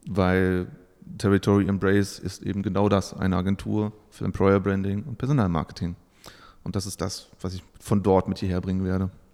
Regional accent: Saxony-Anhalt, Germany; moved away as an adult; now in Bielefeld, Germany; ich komme aus dem Osten, wie es hier heißen würde. Also ich bin okay. in Sachsen-Anhalt geboren ähm, bin zum Studium nach Bielefeld

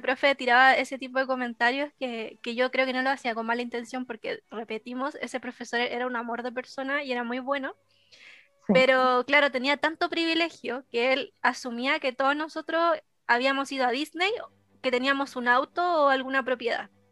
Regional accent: Arica, Arica y Parinacota, Chile; yo soy de Arica

